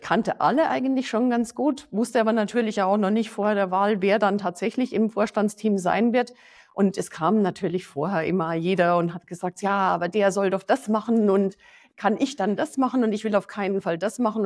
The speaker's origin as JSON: {"language": "German", "town": "Passau", "region": "Bavaria", "country": "Germany", "tie": "born or raised there", "also_born_or_lived": "Hesse", "moved": "yes", "said": "Ich persönlich äh, bin in Passau aufgewachsen"}